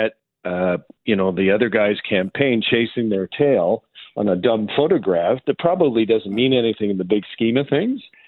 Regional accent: Calgary, Alberta, Canada; moved away; I'm an Albertan. I grew up in Calgary

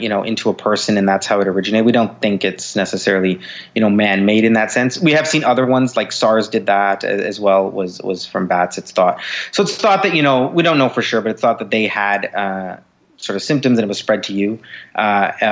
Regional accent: Canada; I'm Canadian

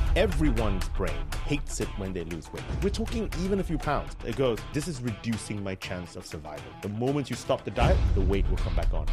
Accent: San Francisco, California, United States; moved away as an adult; now in Cambridge, United Kingdom; I'm from San Francisco. Um, that's where I did my high school.

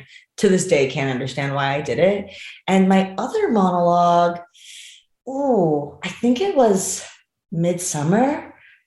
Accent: Miami, Florida, United States; moved away as an adult; now in Los Angeles, United States; I'm originally from Miami, Florida, and I moved to LA 11 years ago.

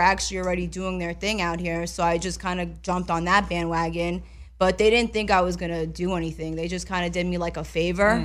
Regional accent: New York, United States; moved away; I'm from New York

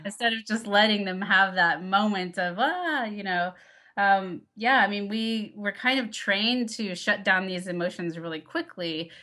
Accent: Texas, United States; moved away; I grew up in Texas, very conservative town

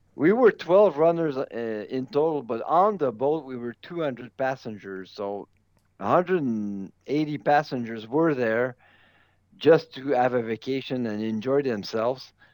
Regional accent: Canada; As a Canadian, I have an advantage of knowing what it's like to run on snow

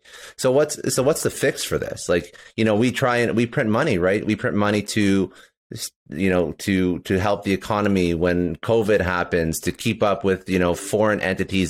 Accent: Toronto, Ontario, Canada; I'm originally from Toronto. Well, I'm Canadian. I'm from Toronto

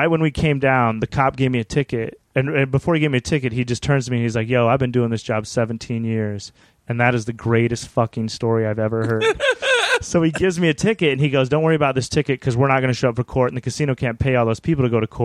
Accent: Wyoming, United States; now in Hollywood, United States; we grew up in Wyoming.

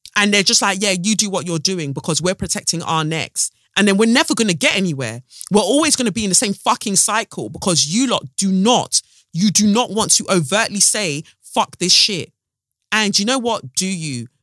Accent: United Kingdom; as Black British women

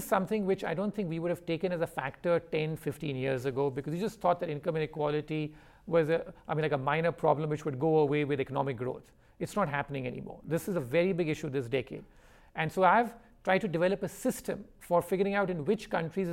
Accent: India; my origins, which I come from India

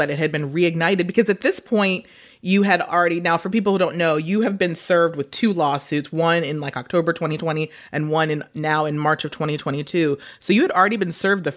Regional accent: New York City, New York, United States; moved away as an adult; now in Los Angeles, United States; I just moved to LA. I am from Brooklyn.

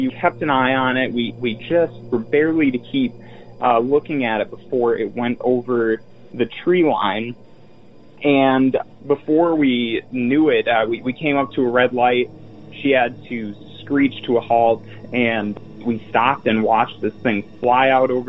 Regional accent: Roscoe, Illinois, United States; my hometown in Roscoe, Illinois

